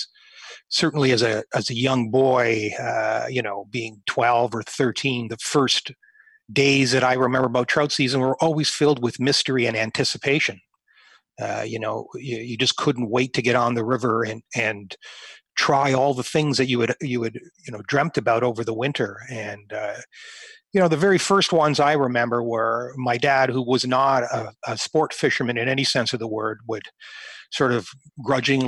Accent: near Lake Erie, Ontario, Canada; growing up near Lake Erie

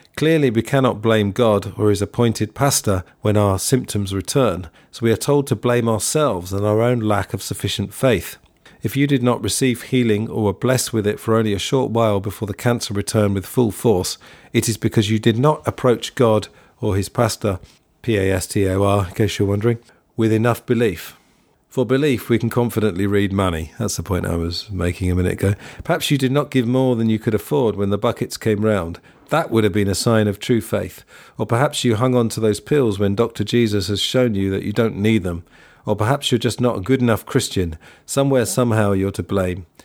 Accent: England, United Kingdom; I'm English.

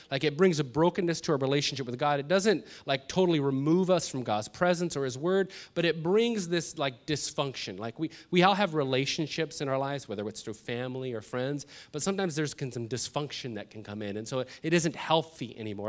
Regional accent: Los Angeles, California, United States; I grew up in North Hollywood

